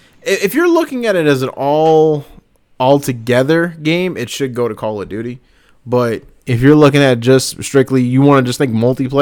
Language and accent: English; the South, United States; I'm from the South.